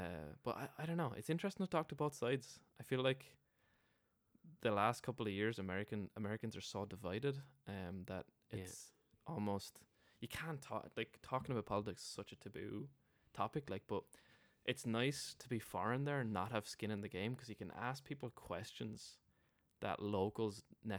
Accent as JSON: {"language": "English", "town": "Wexford", "region": "Leinster", "country": "Ireland", "said": "I'm from Wexford, you're from Limerick, all of 200 miles away from each other, and you're territorial about that, you know what I mean?"}